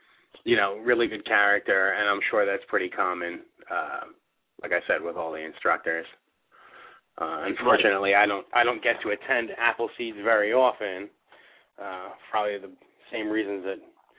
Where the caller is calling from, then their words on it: New Jersey, United States; I'm calling from New Jersey.